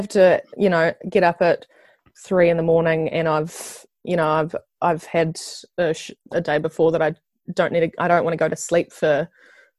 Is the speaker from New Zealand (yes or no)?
yes; Nelson, New Zealand; moved away as an adult; also born or lived in Christchurch; I'm from Nelson. I lived in Christchurch with my partner for the last 5 years, but we've just recently moved back up to Nelson